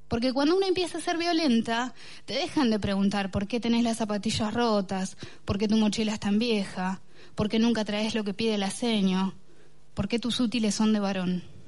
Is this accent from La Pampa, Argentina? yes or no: no; Bahía Blanca, Buenos Aires Province, Argentina; born or raised there